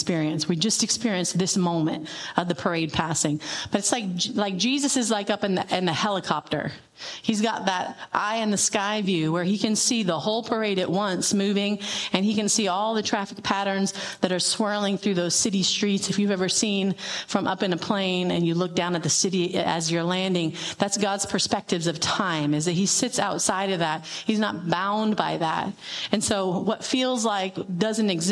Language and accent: English; Tucson, Arizona, United States; I grew up in Tucson